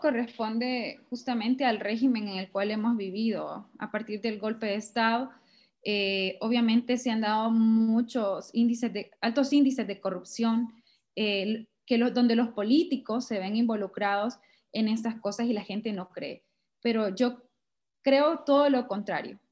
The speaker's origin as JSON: {"language": "Spanish", "town": "Sabana Grande", "region": "Francisco Morazán", "country": "Honduras", "tie": "born or raised there", "said": "nací en Sabana Grande, Francisco Morazán"}